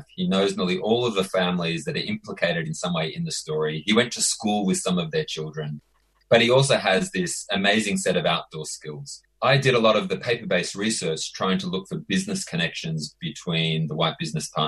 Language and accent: English; Australia; I'm Australian